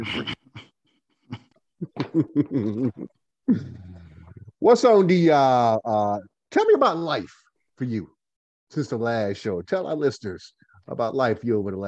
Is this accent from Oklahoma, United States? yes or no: no; Goldsboro, North Carolina, United States; I am from Goldsboro, North Carolina as well